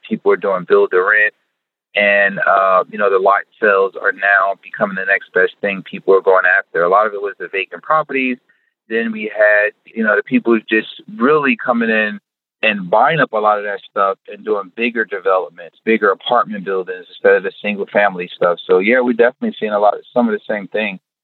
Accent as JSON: {"language": "English", "region": "North New Jersey", "country": "United States", "tie": "born or raised there", "said": "I'm born and raised in North New Jersey"}